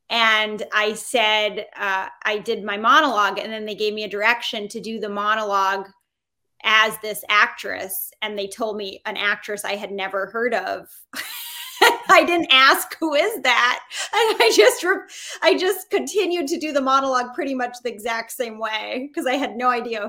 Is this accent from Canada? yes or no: no; Boston, Massachusetts, United States; I grew up in Boston.